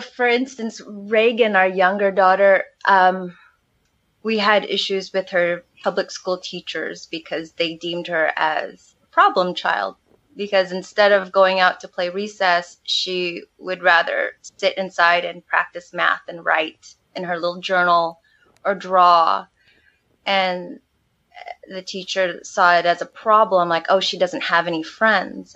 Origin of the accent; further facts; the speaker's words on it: San Marcos, California, United States; moved away as an adult; also born or lived in Oceanside, California; now in Mexico; Jason and I actually came from the same hometown. We're from Oceanside, well, originally San Marcos, California, and that's North County, San Diego